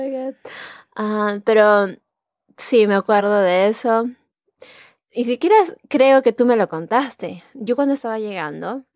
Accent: Chosica, Lima, Peru; moved away; yo soy de Lima, pero no exactamente

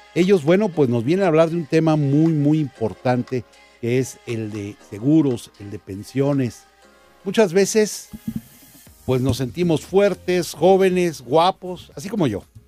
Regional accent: Mexico; como mexicanos

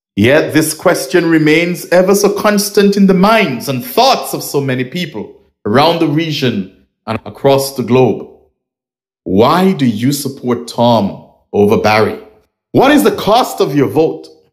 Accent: Nevis, St. Kitts & Nevis; I am originally from Nevis or I'm from Nevis

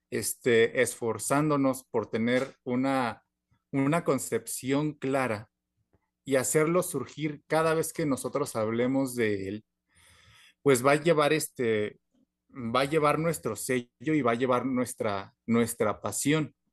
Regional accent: Mexico; lo que nosotros como mexicanos tenemos como el aprendizaje, desde nuestra infancia

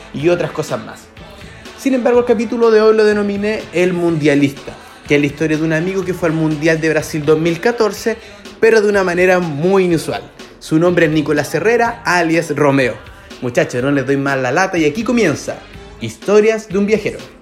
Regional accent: Chile; now in Stockholm, Sweden; soy chileno y actualmente vivo en Estocolmo, Suecia.

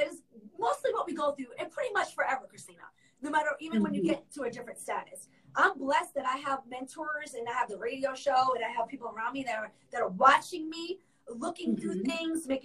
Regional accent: New York, United States; moved away as an adult; now in Orlando, United States; I am actually born and raised in New York, all the way through, even through high school. I came here as an adult.

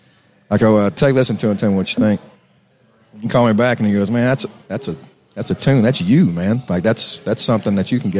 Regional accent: Santa Fe, Texas, United States; also born or lived in Kingsville, Texas; I grew up in Santa Fe, Texas. It's right now, it's near Galveston

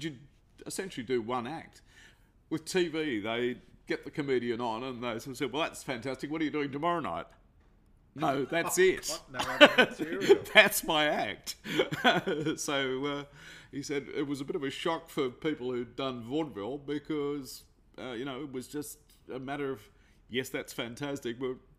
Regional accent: Rose Bay North, New South Wales, Australia; So we moved from Darlinghurst to Bondi and we spent a lot of our time in an area called Rose Bay North. And that's where we essentially grew up from 7 till I left home.

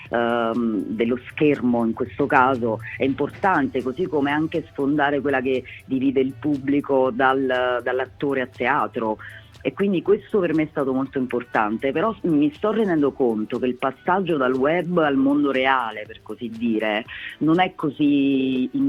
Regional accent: Campania, Italy; io vengo dalla provincia di Napoli, sono originaria della provincia di Napoli, quindi in provincia c'è un calore nei miei confronti eh, ancora più intenso insomma.

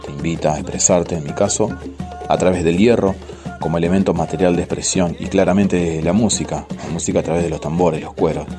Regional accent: San José, Entre Ríos, Argentina; soy de San José Entre Ríos

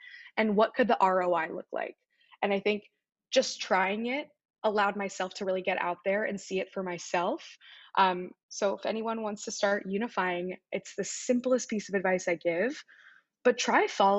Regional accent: Midwest, United States; growing up in the Midwest, coming to the East Coast for school

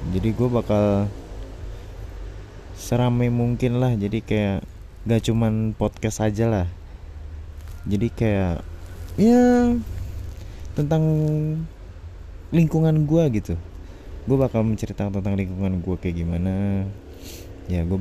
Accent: Kuningan, West Java, Indonesia; born there; dan gue lahir di Kuningan, Cirebon

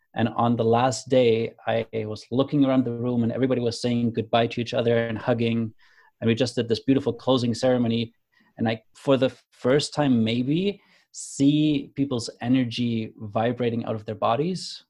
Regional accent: Germany; moved away; also born or lived in Canada; I grew up in Germany. I moved to Canada

